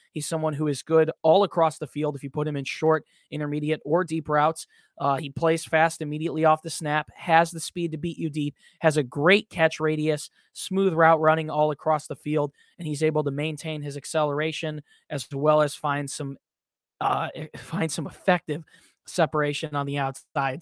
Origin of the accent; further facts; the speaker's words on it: Glen Ellyn, Illinois, United States; Glen Ellen, Illinois, once again, my hometown